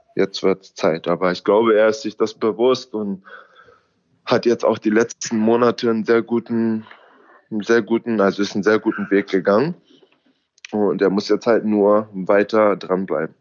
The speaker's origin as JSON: {"language": "German", "town": "Braunschweig", "region": "Lower Saxony", "country": "Germany", "tie": "born or raised there", "moved": "as an adult", "lives_now": "United States"}